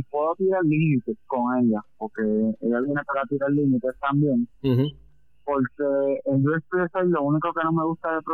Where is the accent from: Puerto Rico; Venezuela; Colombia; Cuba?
Puerto Rico; Patillas; yo soy de Patilla